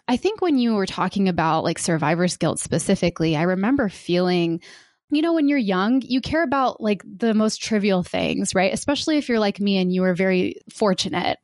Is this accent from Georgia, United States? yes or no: yes; Georgia, United States; I was born in the South, in Georgia